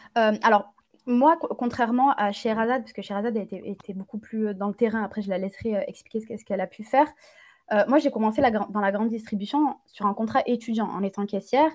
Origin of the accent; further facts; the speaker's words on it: Gard, Occitania, France; Je suis originaire du sud de la France, dans le Gard, j'ai grandi dans le Gard